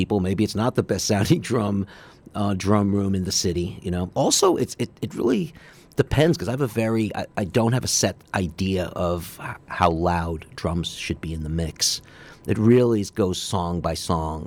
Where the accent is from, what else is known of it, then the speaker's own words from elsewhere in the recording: New York City, New York, United States; Growing up on the Upper East Side, my mom was a classical pianist